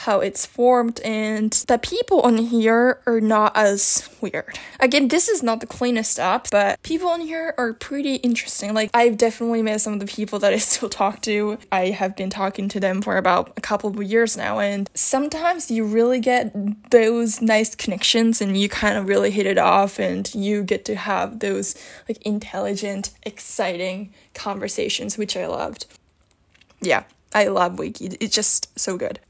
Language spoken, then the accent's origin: English; Japan; English is a second language; I'm from Japan